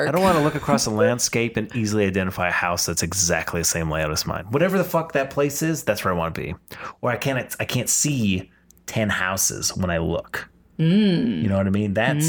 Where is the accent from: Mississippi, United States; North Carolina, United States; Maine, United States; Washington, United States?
Washington, United States; I remember, we came from Washington where it's like rural city.